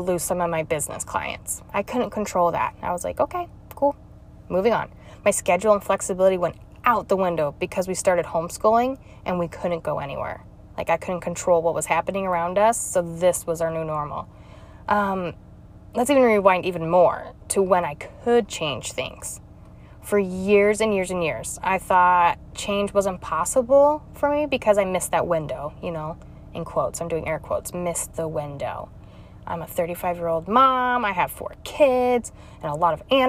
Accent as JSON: {"language": "English", "region": "Utah", "country": "United States", "tie": "born or raised there", "also_born_or_lived": "Missouri", "moved": "as an adult", "said": "I was born and raised in Utah"}